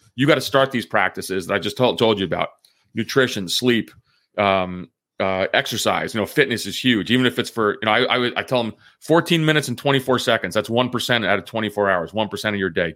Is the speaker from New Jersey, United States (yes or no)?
yes; New Jersey, United States; moved away as an adult; also born or lived in Athens, Greece; now in Northern Virginia, United States; I grew up a middle class kid from New Jersey